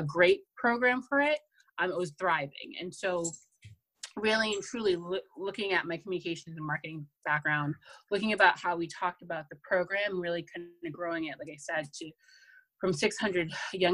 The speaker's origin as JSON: {"language": "English", "town": "Boston", "region": "Massachusetts", "country": "United States", "tie": "born or raised there", "said": "born and raised in Boston."}